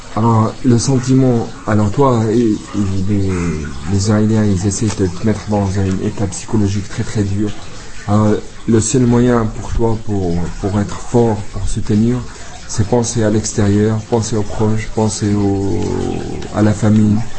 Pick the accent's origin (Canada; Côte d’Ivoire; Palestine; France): Palestine; Jerusalem, East Jerusalem; French is a second language; c'est les gens qui vivent à Jérusalem. On a seulement, euh, une carte de résidence.